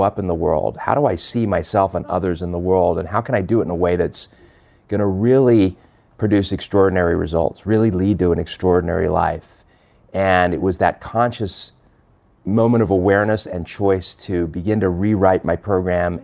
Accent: Los Angeles, California, United States; born or raised there; also born or lived in London, England

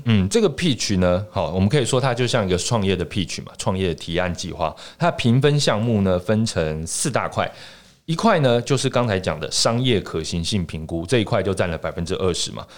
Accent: Taiwan; accent: Taiwanese Mandarin; 我这个台湾国语

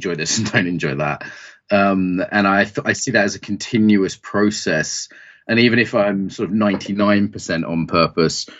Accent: East Anglia, East of England, United Kingdom; when I used to do farm work as a kid growing up in East Anglia

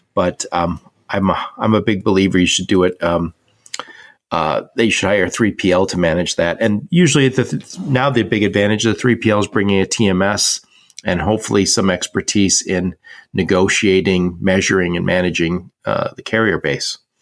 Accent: Dearborn, Michigan, United States; I was born and raised in Dearborn, Michigan

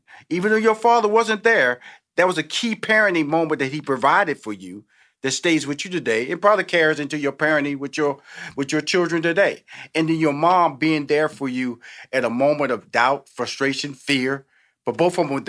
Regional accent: Houston, Texas, United States; And so that's the Southern. I'm from Houston, Texas. I'm from the South.

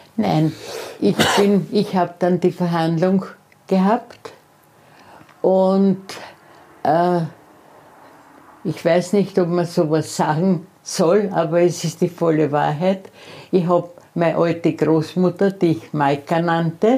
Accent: Austria; ich bin Österreicherin

